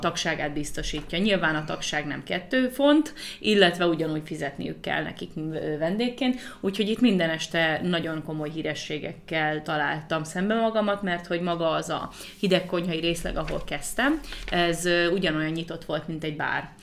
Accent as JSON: {"language": "Hungarian", "country": "Hungary", "also_born_or_lived": "United States / England", "moved": "yes", "said": "amikor 2015-ben hazaköltöztem Magyarországra Amerikából"}